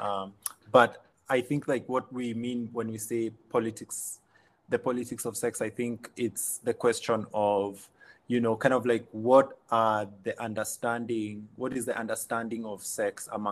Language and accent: English; Kenya